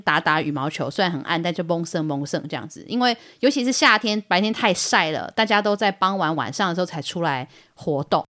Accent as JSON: {"language": "Chinese", "town": "Luodong", "region": "Yilan County", "country": "Taiwan", "tie": "born or raised there", "said": "我在罗东长大，我，我念东光"}